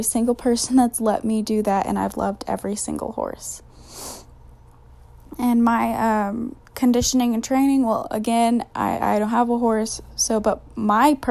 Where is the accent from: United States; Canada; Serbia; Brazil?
United States; Houston, Texas; moved away as an adult; now in San Marcos, United States; I'm from Houston, Texas, but I currently live in San Marcos for college